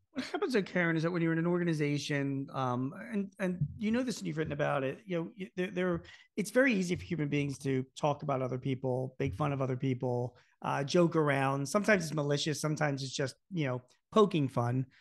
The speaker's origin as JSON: {"language": "English", "town": "Philadelphia", "region": "Pennsylvania", "country": "United States", "tie": "born or raised there", "said": "I grew up in Philadelphia."}